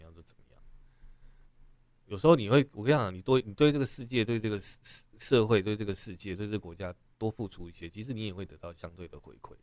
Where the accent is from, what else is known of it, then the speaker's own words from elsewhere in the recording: Taiwan; 我们都土生土长在这里的人，我们没有移民，没有干嘛的，没有其他国籍，我们就在这里长大